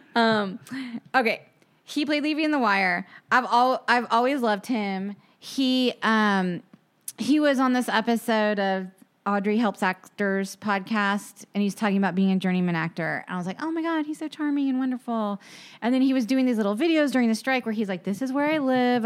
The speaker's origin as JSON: {"language": "English", "town": "Charleston", "region": "South Carolina", "country": "United States", "tie": "born or raised there", "said": "I grew up in Charleston"}